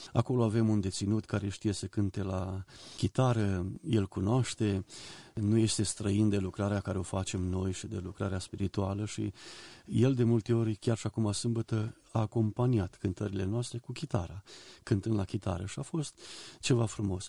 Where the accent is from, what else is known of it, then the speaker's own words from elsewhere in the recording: Oravița, Caraș-Severin County, Romania; moved away as an adult; also born or lived in Banat; now in Botoșani, Romania; Când eram copil, la Oravița, în biserică unde am crescut